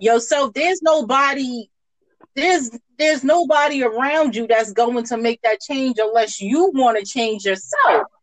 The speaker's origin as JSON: {"language": "English", "town": "New York City", "region": "New York", "country": "United States", "tie": "born or raised there", "also_born_or_lived": "Bronx / Staten Island", "said": "I was born in the Bronx, and I moved to Staten Island when I was like eleven."}